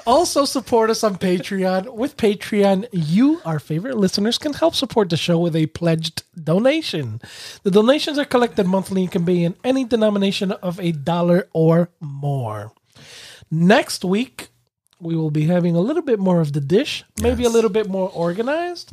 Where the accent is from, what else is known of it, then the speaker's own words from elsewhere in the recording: New York City, New York, United States; growing up in New York City